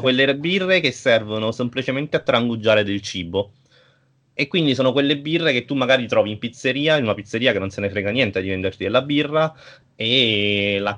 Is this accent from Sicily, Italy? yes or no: no; Naples, Campania, Italy; io sono di Napoli